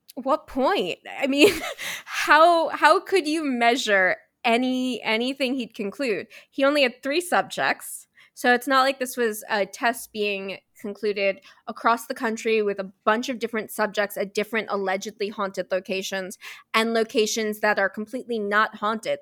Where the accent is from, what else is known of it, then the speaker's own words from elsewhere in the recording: New York City, New York, United States; I was born and raised in New York City